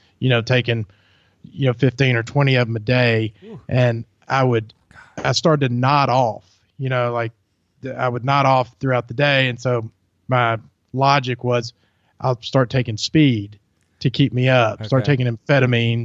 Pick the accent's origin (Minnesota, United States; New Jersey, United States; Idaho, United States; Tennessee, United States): Tennessee, United States; Germantown; also born or lived in Byhalia, Mississippi; I'm from Germantown, Tennessee, is where I grew up.